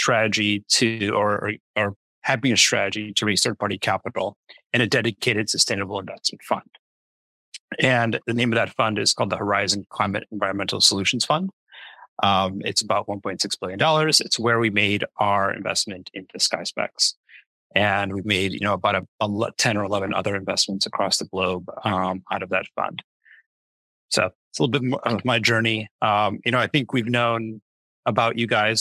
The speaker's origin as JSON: {"language": "English", "country": "United States", "tie": "born or raised there", "said": "I love being in the U.S. That's just where I grew up."}